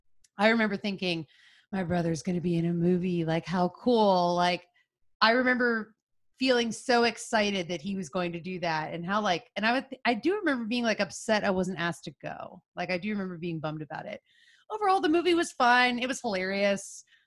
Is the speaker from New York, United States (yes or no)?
no; Pittsburgh, Pennsylvania, United States; I'm from Pittsburgh.